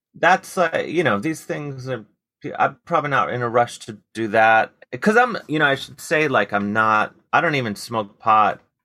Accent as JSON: {"language": "English", "town": "Cleveland", "region": "Ohio", "country": "United States", "tie": "born or raised there", "said": "growing up in Cleveland"}